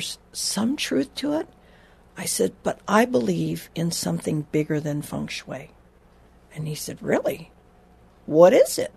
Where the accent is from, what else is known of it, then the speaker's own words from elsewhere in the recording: Honolulu, Hawaii, United States; I grew up in Hawaii, water all around